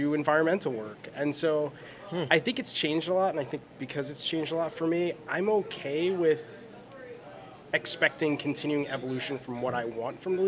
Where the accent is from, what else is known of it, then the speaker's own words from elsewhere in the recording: Naugatuck, Connecticut, United States; also born or lived in Bridgeport, Connecticut / Boston, Massachusetts; originally, I was born in Bridgeport, Connecticut, moved to Naugatuck, Connecticut when I was about 3, and pretty much lived and grew up in Naugatuck, Connecticut